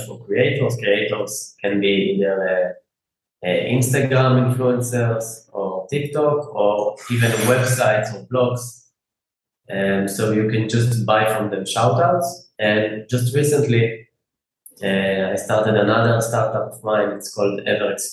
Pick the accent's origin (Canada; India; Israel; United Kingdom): Israel; I'm from Israel